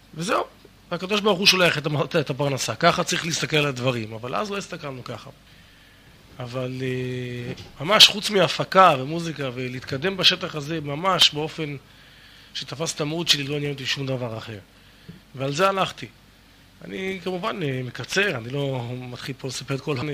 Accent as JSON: {"language": "Hebrew", "area": "the Krayot area", "region": "Haifa District", "country": "Israel", "tie": "born or raised there", "also_born_or_lived": "Miami, United States", "moved": "as an adult", "said": "גדלנו באזור הקריות ולאחר מכן בקיבוץ, קיבוץ של השומר הצעיר"}